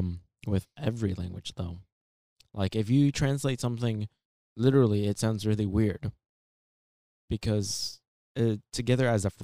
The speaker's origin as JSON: {"language": "English", "region": "California", "country": "United States", "moved": "yes", "lives_now": "Texas, United States", "said": "I am from California."}